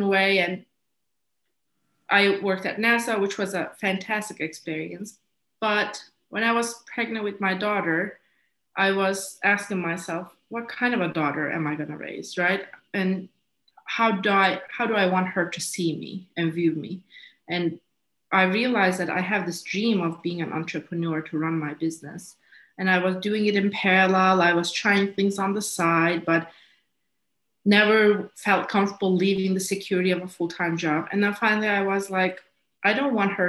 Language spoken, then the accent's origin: English; Istanbul, Turkey; moved away as an adult; also born or lived in Iowa City, Iowa, United States; now in Washington DC area, United States; I'm from Istanbul, Turkey